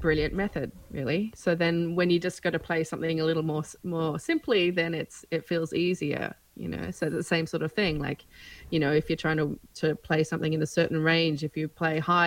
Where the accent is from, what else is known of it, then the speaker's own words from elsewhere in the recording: Australia; moved away as an adult; also born or lived in Melbourne; I've lived away from Australia for 17 years, I'm back here